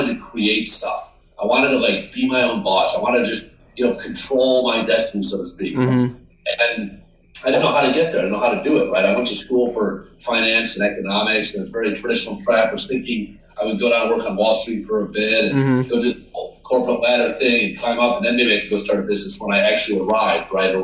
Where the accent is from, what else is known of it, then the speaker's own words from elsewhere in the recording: Syracuse, New York, United States; now in New York City, United States; I grew up in Syracuse